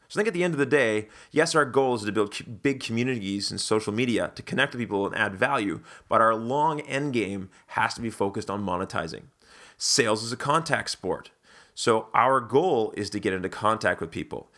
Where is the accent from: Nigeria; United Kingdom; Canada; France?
Canada; being Canadian and being a big Wayne Gretzky fan growing up